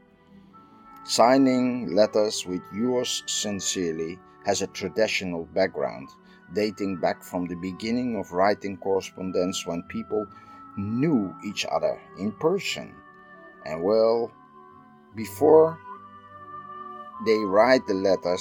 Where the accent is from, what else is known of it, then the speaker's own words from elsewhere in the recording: Netherlands; I'm from the Netherlands.